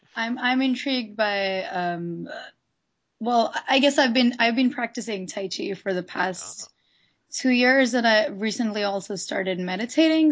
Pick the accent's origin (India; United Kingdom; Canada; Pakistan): India; moved away as an adult; now in Los Angeles, United States; I'm not originally from here. I'm from India.